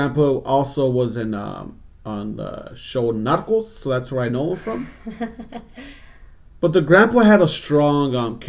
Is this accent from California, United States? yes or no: yes; Los Angeles, California, United States; where I grew up in East LA.